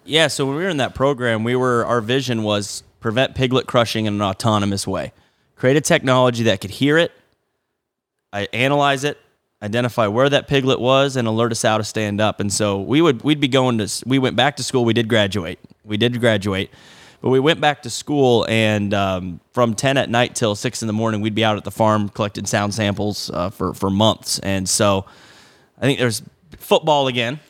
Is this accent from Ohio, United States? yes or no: no; Oskaloosa, Iowa, United States; also born or lived in Kinston, North Carolina / Pella, Iowa; I grew up in Oskaloosa, uh, went to school in Pella, two for high school, and then, uh, was actually born in Kinston, North Carolina.